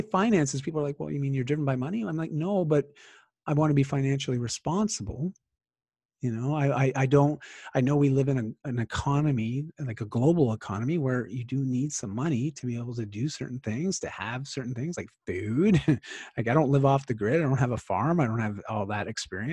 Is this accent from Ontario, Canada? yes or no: yes; Bowmanville, Ontario, Canada; moved away as an adult; now in Vancouver, Canada; I grew up in Ontario in a small town called Bowmanville